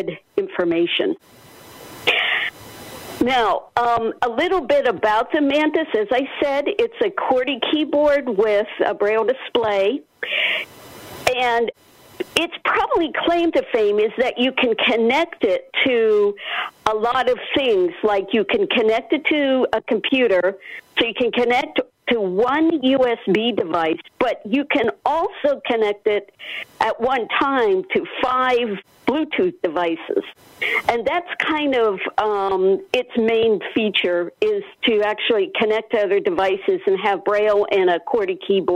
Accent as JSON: {"language": "English", "region": "Pennsylvania", "country": "United States", "moved": "yes", "lives_now": "Alexandria, United States"}